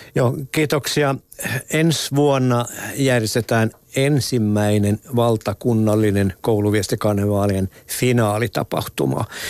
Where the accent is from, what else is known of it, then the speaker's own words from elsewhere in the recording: Ostrobothnia, Finland; meillä Pohjanmaalla